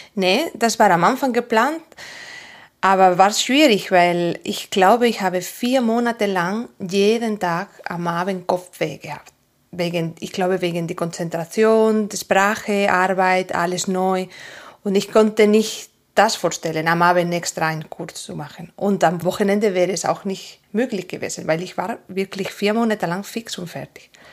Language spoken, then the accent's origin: German; Asturias, Spain; first language Spanish; German is a second language; now in Andelsbuch, Austria; Ich komme aus Asturias und das ist ganz Norden, zwischen Galicia und Baskenland ungefähr